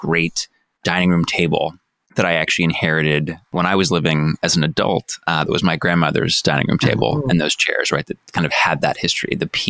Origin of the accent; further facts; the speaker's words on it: Santa Monica, California, United States; born and raised in Santa Monica, California